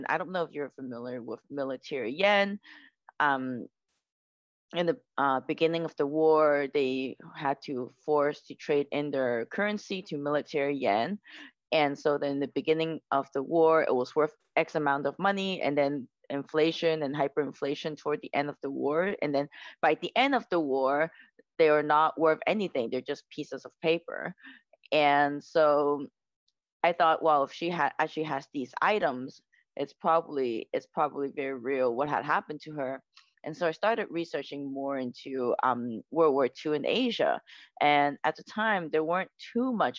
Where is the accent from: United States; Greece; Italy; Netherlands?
United States; I grew up in the United States